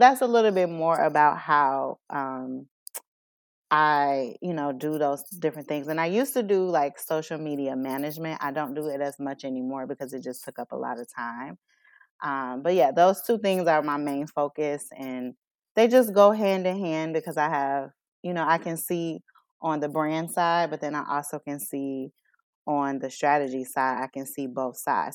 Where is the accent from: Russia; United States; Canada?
United States; Chicago, Illinois; moved away as an adult; now in Aurora, United States; I'm born and raised in Chicago, um, moved to Aurora about almost three years ago now